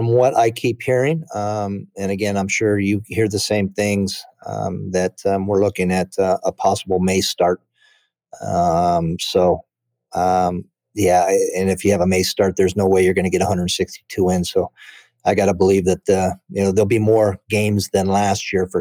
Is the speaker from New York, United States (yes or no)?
no; Chicago Heights, Illinois, United States; I was born in Chicago Heights and went to my first big league game at Wrigley Field